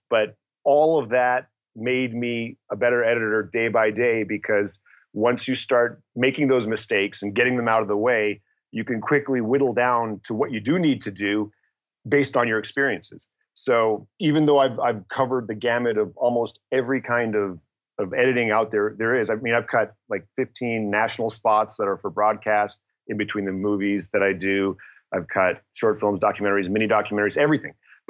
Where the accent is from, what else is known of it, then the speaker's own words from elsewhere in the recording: Toronto, Ontario, Canada; English is a second language; also born or lived in Detroit, United States; And so I grew up in Toronto and then Detroit before I went to the University of Michigan.